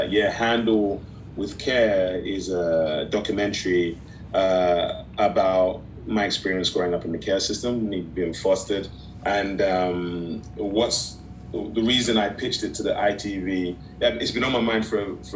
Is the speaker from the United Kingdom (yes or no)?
no; Nigeria; They represent that I was as a Nigerian, I was born in foreign land.